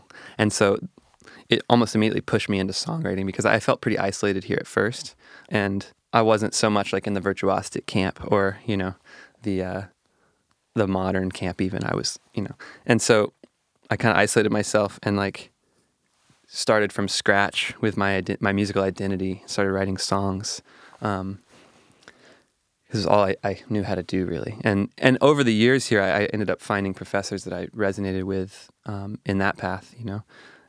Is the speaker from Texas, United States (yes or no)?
yes; Texas, United States; I was a part of this really rich social jazz community in Texas, where I grew up in the Hill Country.